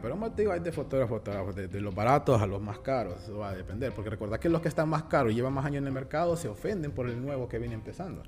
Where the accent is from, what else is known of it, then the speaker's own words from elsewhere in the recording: Honduras; como hondureños